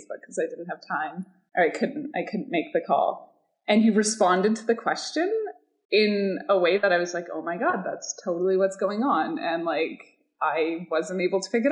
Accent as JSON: {"language": "English", "region": "Pacific Northwest", "country": "United States", "said": "I'm from the Pacific Northwest"}